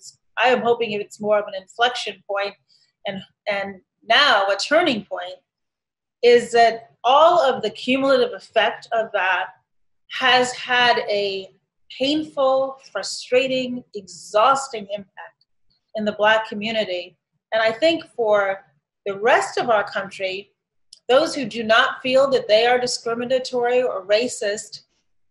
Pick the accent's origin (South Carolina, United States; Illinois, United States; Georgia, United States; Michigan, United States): Illinois, United States; Chicago; also born or lived in Shiraz, Iran; my hometown